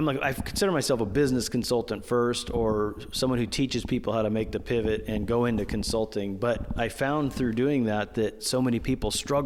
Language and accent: English; California, United States; I'm from the United States in California here